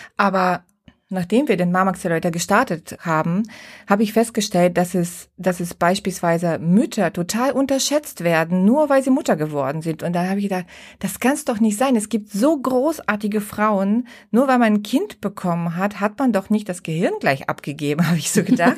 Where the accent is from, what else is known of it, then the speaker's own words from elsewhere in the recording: Bulgaria; now in Düsseldorf, Germany; Ich äh, bin ursprünglich Bulgarin, lebe seit 30 Jahren in Deutschland und bin mit meiner Familie in Düsseldorf angesiedelt